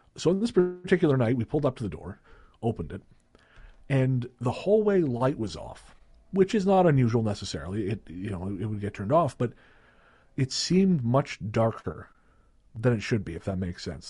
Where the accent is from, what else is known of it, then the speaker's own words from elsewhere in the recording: Revelstoke, British Columbia, Canada; moved away; I went back to Revelstoke, which is my hometown